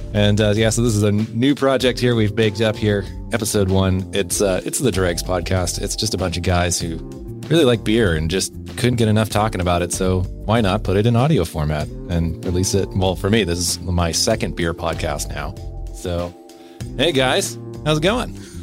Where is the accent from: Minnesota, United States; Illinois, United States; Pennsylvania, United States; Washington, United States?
Washington, United States; Bellingham; now in British Columbia, Canada; my hometown of Bellingham